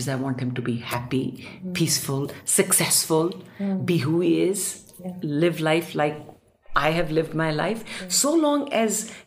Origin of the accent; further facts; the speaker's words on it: India; I also have been born and brought up in India